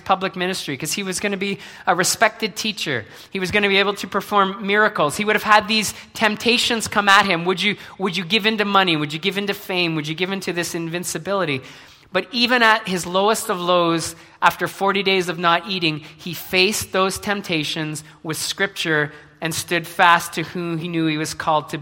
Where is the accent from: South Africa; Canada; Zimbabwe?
Canada; Brantford, Ontario; moved away as an adult; now in Mississauga, Canada; I was born in Brantford. I was born to my parents. I grew up. I went to school there